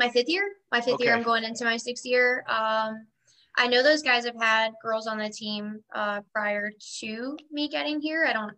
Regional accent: South Carolina, United States; moved away as an adult; now in Florida, United States; I'm from South Carolina originally. I grew up like 45 minutes away from Limestone College

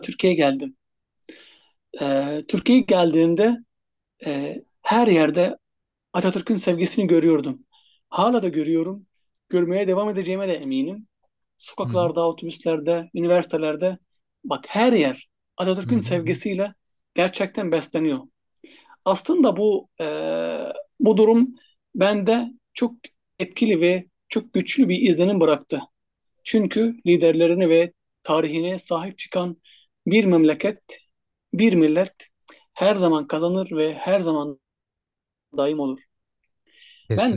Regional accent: Egypt; first language Arabic; Turkish is a second language; moved away as an adult; now in Turkey; kendi ana dilim Arapça olduğu için

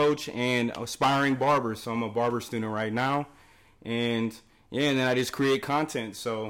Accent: Salt Lake City, Utah, United States; I'm from Utah, so Salt Lake City, Utah, 801 represent.

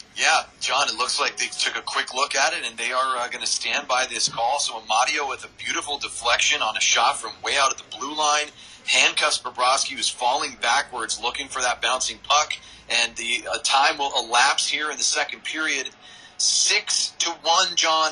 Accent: Seattle, Washington, United States; that's my, my hometown where I was born

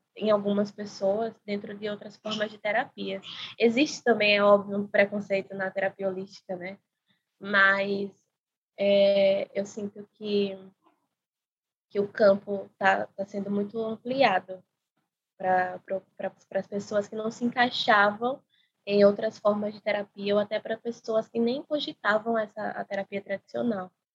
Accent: Maceió, Alagoas, Brazil; sou de Maceió

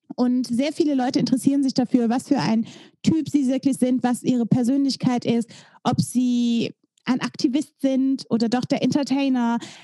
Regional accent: Belgium; moved away as an adult; now in Germany; Ich komme aus Belgien eigentlich

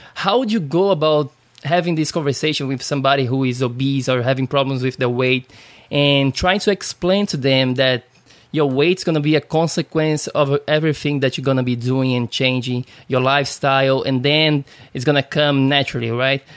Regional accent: Brazil; now in United States; I'm from Brazil

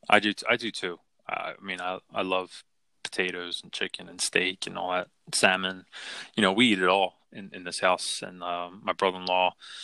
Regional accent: Philadelphia, Pennsylvania, United States; I grew up in Philly.

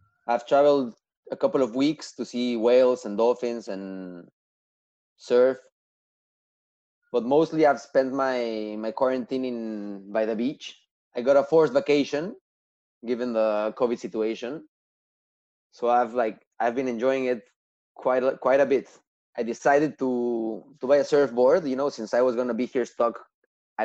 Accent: Mexico City, Mexico; moved away; also born or lived in Montreal; I was born and raised in Mexico City

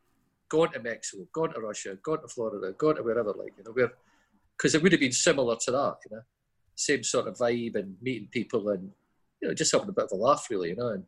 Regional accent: Dundee, Scotland, United Kingdom; somebody says, "Hey, where are you from, Dundee?" "Oh, Mini Chicago," you know, boom. I thought, Mini Chicago, that's quite nice.

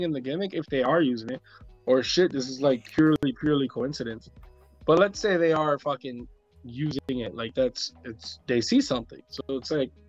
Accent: New York, United States; I'm from New York

